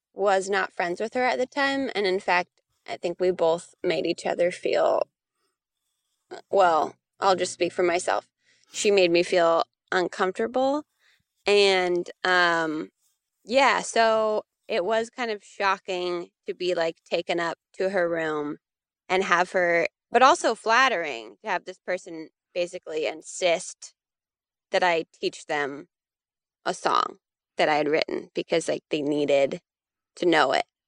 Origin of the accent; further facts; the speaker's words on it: Santa Cruz, California, United States; now in North Carolina, United States; I grew up in Santa Cruz, California